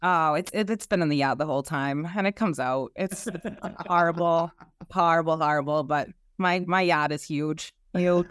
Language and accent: English; Boston, Massachusetts, United States; accent: Boston; I am from South Boston and uh, actually a, a, Southie native